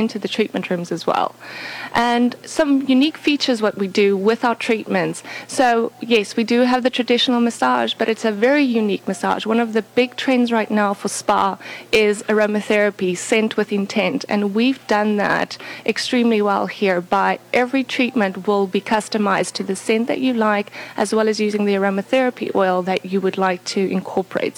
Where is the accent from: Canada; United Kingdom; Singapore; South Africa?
South Africa; now in Virginia, United States; I'm originally from South Africa